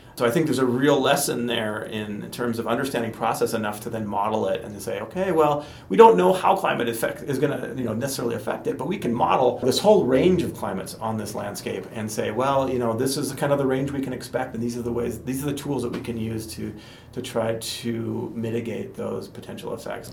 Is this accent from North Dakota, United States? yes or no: yes; North Dakota, United States; I grew up in North Dakota